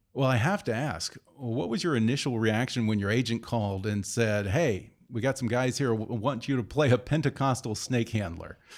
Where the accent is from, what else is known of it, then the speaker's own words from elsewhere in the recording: Texas, United States; Growing up in Texas